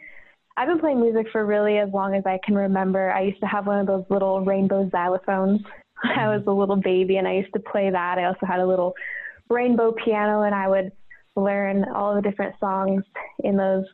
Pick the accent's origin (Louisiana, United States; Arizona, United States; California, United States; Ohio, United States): Arizona, United States; Tucson; moved away as an adult; now in Treasure Valley, Idaho, United States; I'm actually originally from Tucson, Arizona.